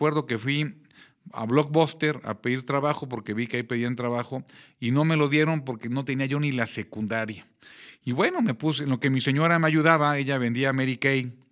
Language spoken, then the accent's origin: Spanish; Querétaro, Mexico; soy queretano, tengo ya 50 añotes de edad, llevo 25 años de casado con la misma señora